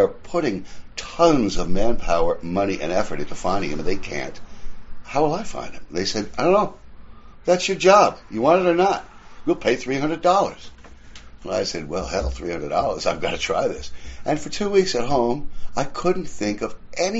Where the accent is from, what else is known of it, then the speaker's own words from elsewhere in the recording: New York City, New York, United States; I'm an Irish kid from Queens, New York. I was born in 51.